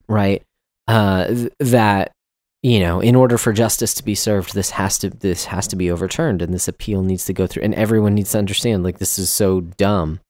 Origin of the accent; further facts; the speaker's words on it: Texas, United States; I'm from Texas